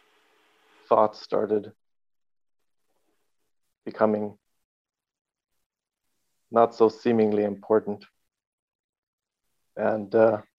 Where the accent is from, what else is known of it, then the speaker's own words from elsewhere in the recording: Carlsbad, California, United States; moved away as an adult; also born or lived in Oceanside, California; now in Germany; I was born and spent a lot of time in Carlsbad.